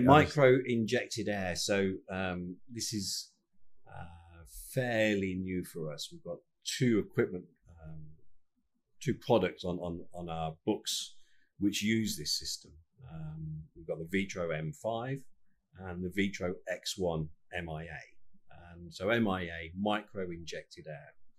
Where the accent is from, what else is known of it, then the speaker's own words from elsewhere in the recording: United Kingdom; we're British